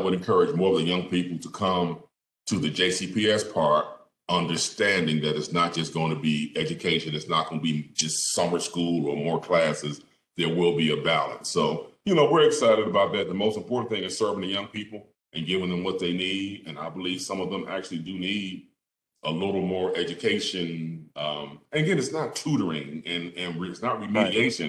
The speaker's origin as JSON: {"language": "English", "town": "Philadelphia", "region": "Pennsylvania", "country": "United States", "tie": "born or raised there", "said": "born and raised in Philadelphia"}